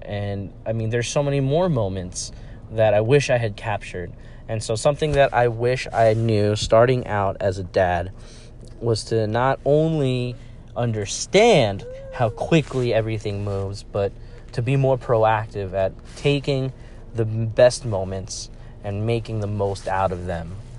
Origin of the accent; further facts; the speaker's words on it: New York, United States; also born or lived in Villanova, Pennsylvania; I grew up in a culture where, uh, pizza was the end all be all of local cuisine. And so, I mean, I have my own hometown favorites